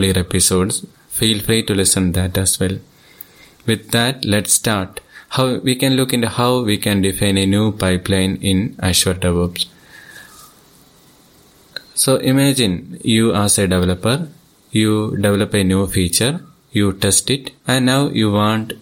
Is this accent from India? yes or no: yes; Thiruvananthapuram, Kerala, India; I am from Thiruvananthapuram, Kerala state